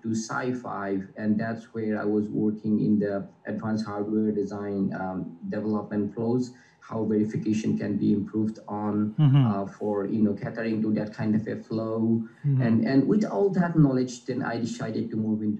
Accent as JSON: {"language": "English", "region": "Assam", "country": "India", "tie": "born or raised there", "said": "Growing up in Assam, I always wanted to be an electronics engineer."}